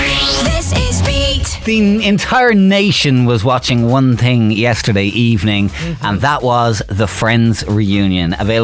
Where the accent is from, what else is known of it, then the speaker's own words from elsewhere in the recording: Waterford, Munster, Ireland; I'm from Waterford.